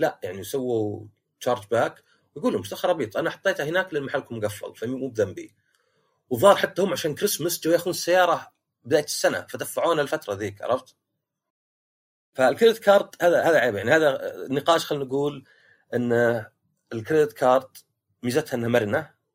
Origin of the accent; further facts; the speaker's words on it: Shaqra, Riyadh Province, Saudi Arabia; انا من شقره